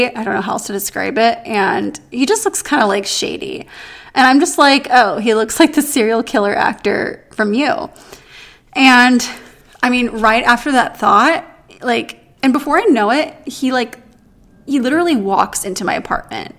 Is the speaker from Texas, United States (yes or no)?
no; San Diego, California, United States; also born or lived in New York City / Los Angeles; I'm from San Diego